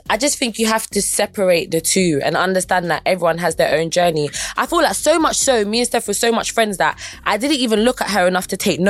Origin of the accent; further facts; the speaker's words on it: London, United Kingdom; I feel like I'm from South, but my aim is global.